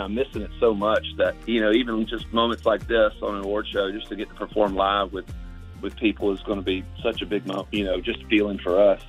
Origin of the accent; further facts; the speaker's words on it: Augusta, Georgia, United States; I'm from Augusta, so from Augusta, Georgia. So it's a it's a big part of my life. And growing up, I used to work at the tournament a lot